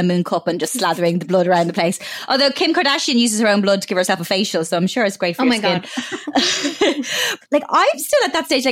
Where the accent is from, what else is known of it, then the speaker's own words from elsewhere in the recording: Ireland; growing up in Ireland